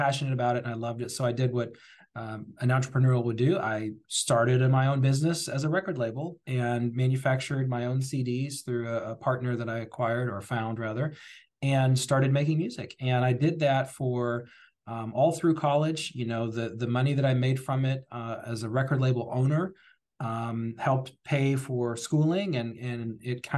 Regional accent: New Albany, Indiana, United States; I was born and raised in Southern Indiana, specifically New Albany, Indiana

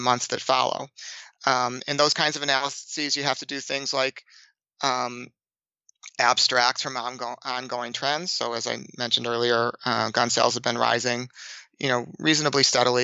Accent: Boston, Massachusetts, United States; I'm from Boston

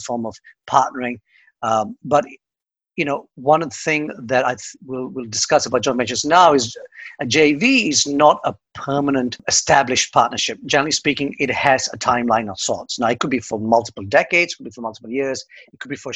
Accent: Australia; now in Dublin, Ireland; I'm an Aussie

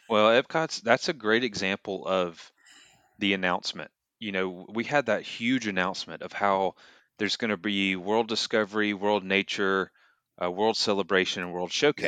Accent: Atlanta, Georgia, United States; when I used to go to Six Flags growing up in Atlanta

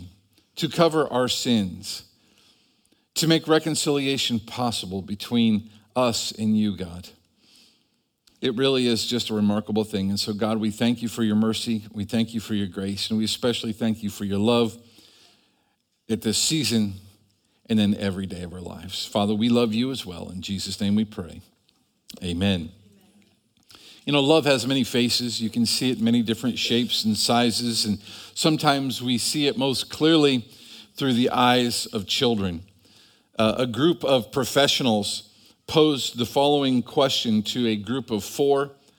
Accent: Cleveland, Ohio, United States; growing up in Cleveland

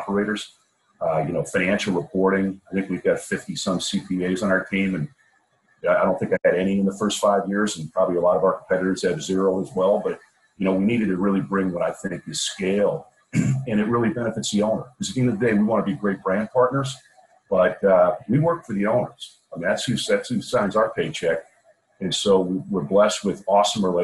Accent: suburban Chicago, Illinois, United States; I grew up a suburban Chicago kid, good Midwest kid

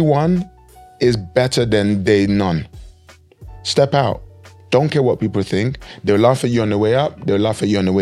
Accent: Nigeria; moved away; we come from Nigeria, and there was time, many of us in Nigeria growing up, we didn't have lots of money at all

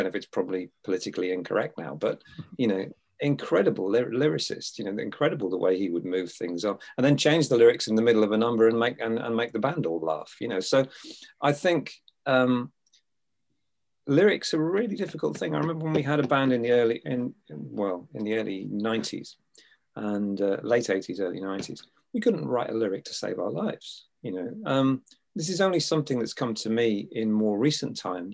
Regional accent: England, United Kingdom; being English

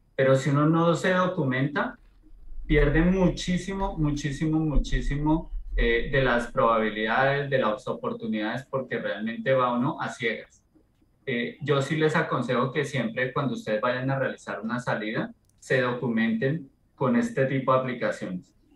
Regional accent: Colombia; soy colombiano

